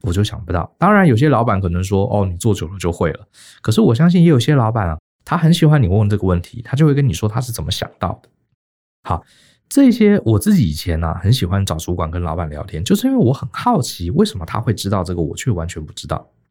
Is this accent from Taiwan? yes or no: yes; Taiwan; 我们台湾人